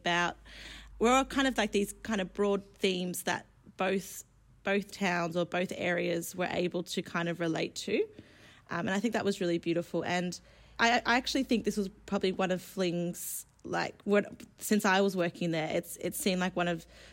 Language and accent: English; Sydney, New South Wales, Australia; also born or lived in Bermagui; I grew up in Western Sydney